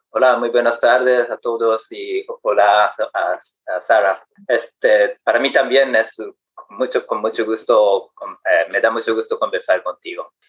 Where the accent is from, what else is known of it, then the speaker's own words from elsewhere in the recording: Japan; Spanish is a second language; soy japonés de 57 años, soltero